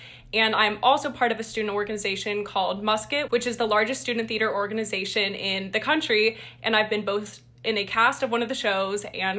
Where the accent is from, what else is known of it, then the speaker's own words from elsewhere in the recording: Columbus, Ohio, United States; now in Ann Arbor, United States; I'm a junior from Columbus, Ohio